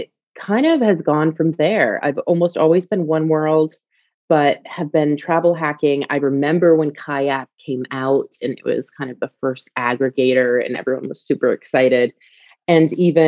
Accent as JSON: {"language": "English", "region": "East Coast", "country": "United States", "also_born_or_lived": "England", "moved": "as an adult", "lives_now": "United Kingdom", "said": "I'm from the East Coast"}